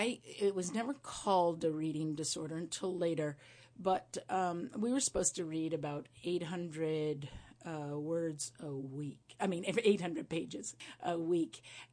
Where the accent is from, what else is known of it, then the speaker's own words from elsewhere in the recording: Windham, New York, United States; Yeah. I'm a heck. I'm from these mountains, and they've chosen me now, too.